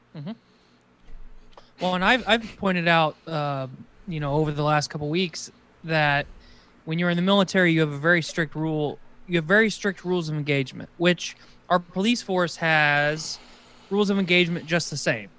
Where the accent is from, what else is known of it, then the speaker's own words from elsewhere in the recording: United States; as an American